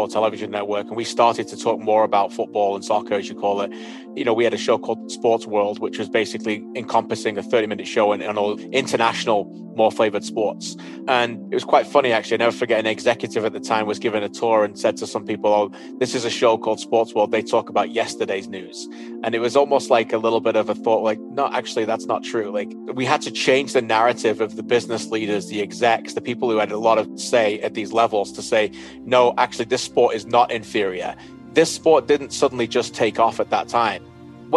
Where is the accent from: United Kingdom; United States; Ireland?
United Kingdom; England; moved away as an adult; now in Canada; growing up in England